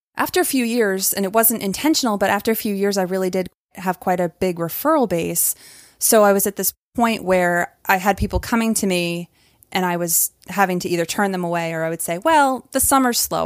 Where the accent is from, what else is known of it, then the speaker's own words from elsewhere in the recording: Maine, United States; moved away as an adult; also born or lived in California; now in Atlanta, United States; I moved to Atlanta from Maine, where I'd grown up